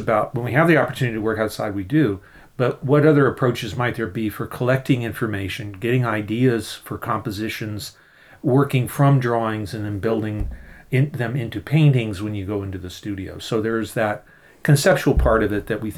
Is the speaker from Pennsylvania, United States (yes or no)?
yes; Philadelphia, Pennsylvania, United States; I'm from the Philadelphia area. I've taught at Swarthmore College, just outside of Philadelphia, for over 30 years now.